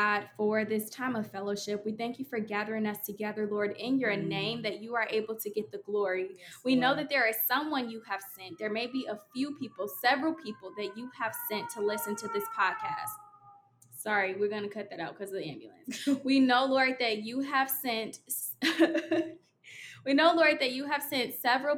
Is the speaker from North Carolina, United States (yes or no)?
no; Oak Park, Illinois, United States; I am from the Chicago area as well. I'm from Oak Park, Illinois